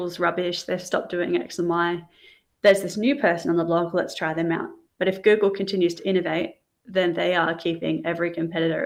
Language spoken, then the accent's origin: English; Australia; as an Australian